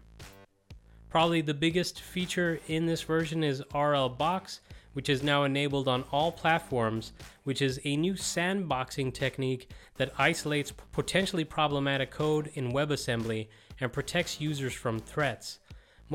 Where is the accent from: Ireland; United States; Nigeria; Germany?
Ireland; As an Irish techie